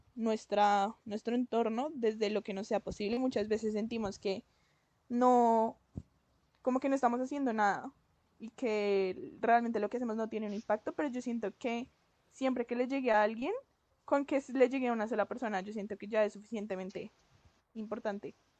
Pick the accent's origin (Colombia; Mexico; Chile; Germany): Colombia; nosotros somos de Colombia, pues por si no se notan los acentos